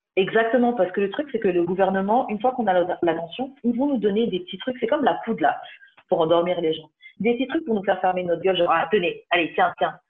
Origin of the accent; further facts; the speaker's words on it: France; Papa, maman martiniquais, mais j'ai grandi en France